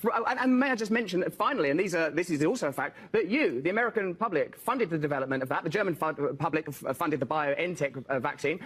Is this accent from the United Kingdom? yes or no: yes; England, United Kingdom; I'm English